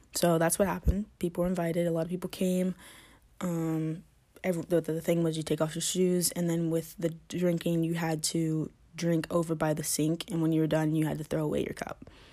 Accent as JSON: {"language": "English", "region": "Georgia", "country": "United States", "said": "I'm from Georgia"}